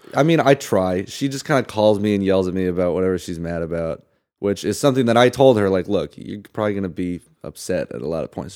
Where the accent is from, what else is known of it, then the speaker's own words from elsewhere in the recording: Santa Barbara, California, United States; also born or lived in Salt Lake City, Utah / Michigan / Indiana / Palm Springs, California; I grew up in Santa Barbara